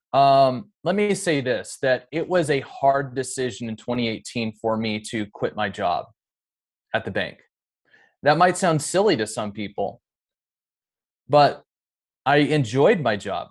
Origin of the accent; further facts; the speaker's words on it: Seattle, Washington, United States; also born or lived in Bremerton / Olympic Peninsula; I'm more from, you know, the greater Seattle area